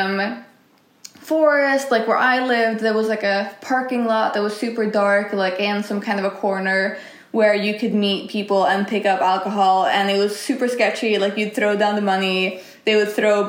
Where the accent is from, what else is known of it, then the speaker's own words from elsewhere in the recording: Sweden; growing up in Sweden